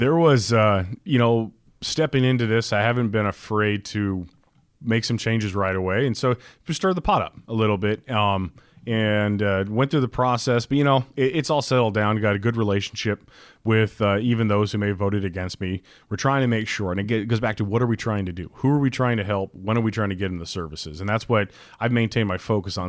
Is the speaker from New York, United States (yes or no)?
no; Alaska, United States; born and raised Alaskan kid.